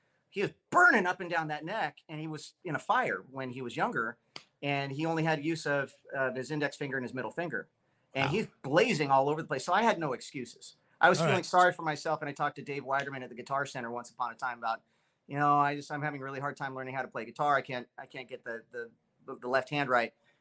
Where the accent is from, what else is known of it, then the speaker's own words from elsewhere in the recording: Burbank, California, United States; I'm a kid from Burbank